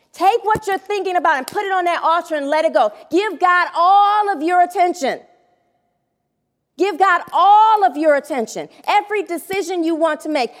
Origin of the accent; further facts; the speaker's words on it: Detroit, Michigan, United States; also born or lived in Southfield, Michigan; I was going back to Detroit to live with my father